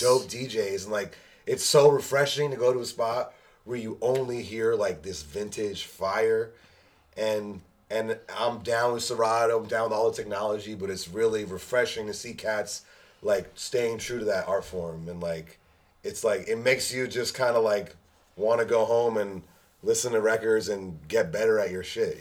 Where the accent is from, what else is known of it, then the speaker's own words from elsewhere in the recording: New York, United States; I grew up in New York